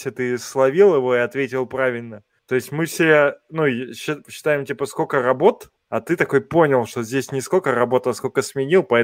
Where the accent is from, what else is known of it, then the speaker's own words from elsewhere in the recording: Saint Petersburg, Russia; Ну, я из Санкт-Петербурга. Кировский завод — это в Санкт-Петербурге.